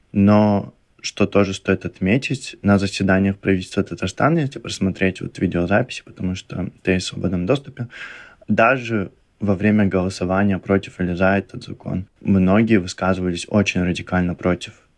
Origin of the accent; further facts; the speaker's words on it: Kentau, Turkistan Region, Kazakhstan; moved away; я из города Кентау